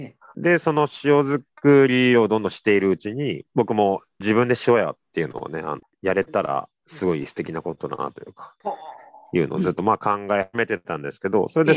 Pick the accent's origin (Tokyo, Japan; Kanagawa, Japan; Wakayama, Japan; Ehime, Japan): Tokyo, Japan; Katsushika; moved away as an adult; also born or lived in Amakusa, Kumamoto; 生まれも育ちも葛飾市場又なんですよ